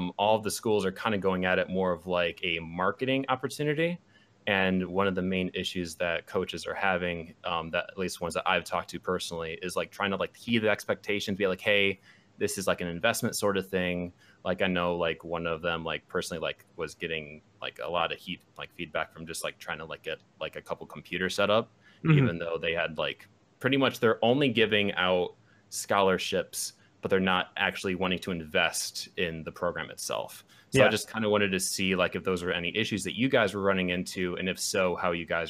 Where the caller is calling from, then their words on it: Grand Rapids, Michigan, United States; I'm from Grand Rapids, Michigan.